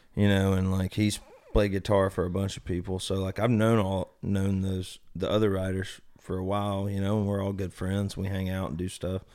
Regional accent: Birmingham, Alabama, United States; my hometown, sold out show at, you know, Iron City

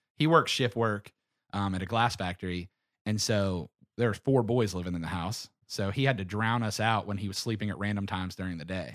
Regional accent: Pittsburgh, Pennsylvania, United States; I'm from Pittsburgh

